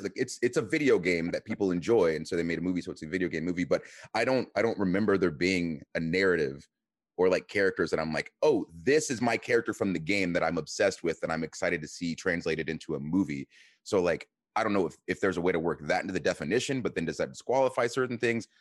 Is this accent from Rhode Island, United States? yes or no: no; Atlanta, Georgia, United States; I am from Atlanta